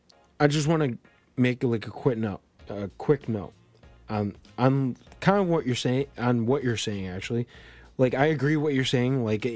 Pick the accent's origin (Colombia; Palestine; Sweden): Colombia; born there; I was born in Colombia, but I'm basically a white kid.